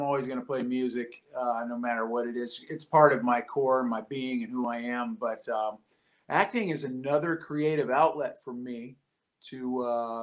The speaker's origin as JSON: {"language": "English", "area": "near Chicago", "region": "Midwest", "country": "United States", "tie": "born or raised there", "said": "I grew up in the Midwest and near Chicago"}